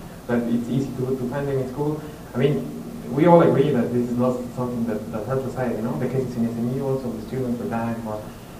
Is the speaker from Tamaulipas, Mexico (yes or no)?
no; Mexico City, Mexico; Mexico City.